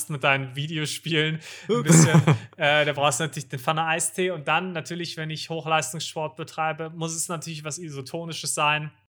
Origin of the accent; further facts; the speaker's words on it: Munich, Bavaria, Germany; ich als Münchner